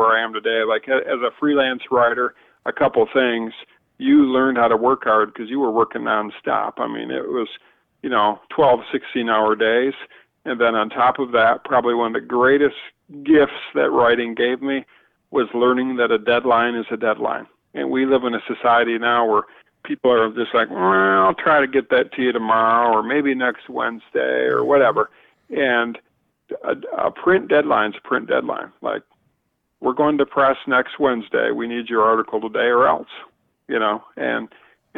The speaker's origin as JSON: {"language": "English", "region": "Northern US", "country": "United States", "accent": "Northern", "said": "my Northern accent"}